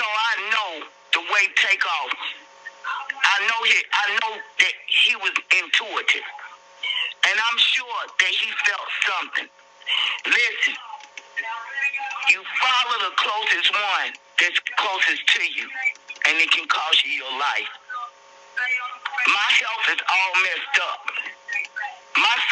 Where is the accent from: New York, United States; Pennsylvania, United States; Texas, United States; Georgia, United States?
Georgia, United States; Atlanta; also born or lived in College Park, Georgia; I'm from the hood. I'm from Martin Luther King and Bankhead. I spent probably 30 years in College Park, Old National, Godless Road.